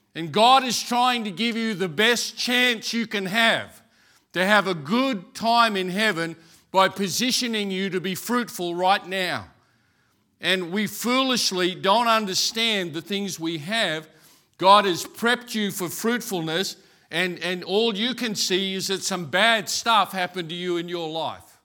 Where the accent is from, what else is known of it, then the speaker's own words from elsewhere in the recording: Brisbane, Queensland, Australia; I grew up in Brackenridge.